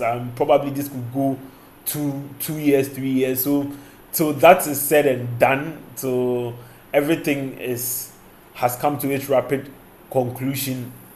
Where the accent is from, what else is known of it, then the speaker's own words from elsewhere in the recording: Ghana; as a Ghanaian